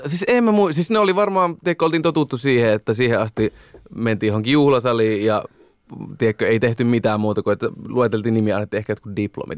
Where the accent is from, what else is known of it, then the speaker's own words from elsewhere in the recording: Oulunsalo, North Ostrobothnia, Finland; also born or lived in Oulu; Mä oon Oulusta, tai itse asiassa Oulun Salosta kotoisin